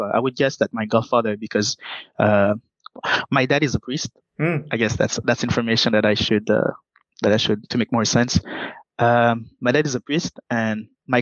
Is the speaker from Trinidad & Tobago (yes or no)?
no; Montreal, Quebec, Canada; also born or lived in Haiti; Growing up in Quebec, most especially in Montreal. Growing up in Montreal, you get the opportunity to experience multiculturality